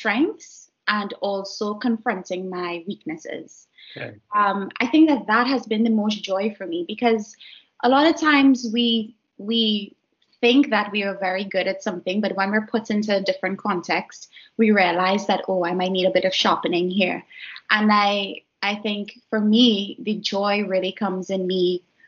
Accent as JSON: {"language": "English", "country": "Trinidad & Tobago", "tie": "born or raised there", "also_born_or_lived": "Edinburgh, United Kingdom", "moved": "as an adult", "said": "my home country of Trinidad and Tobago"}